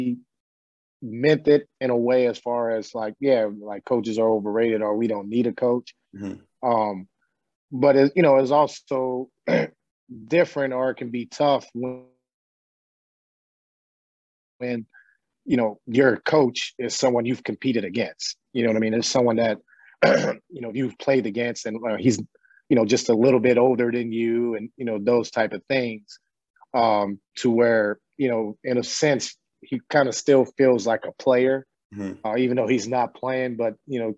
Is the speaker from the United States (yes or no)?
yes; New Orleans, Louisiana, United States; I grew up in New Orleans